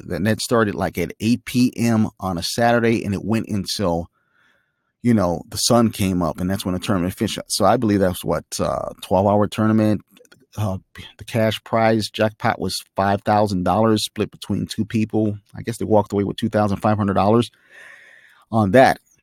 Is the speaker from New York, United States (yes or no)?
no; Chicago, Illinois, United States; I'm from Chicago